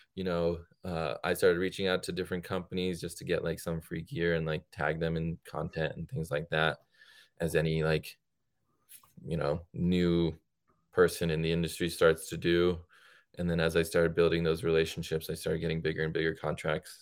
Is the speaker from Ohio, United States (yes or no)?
no; Connecticut, United States; also born or lived in India; I grew up in Connecticut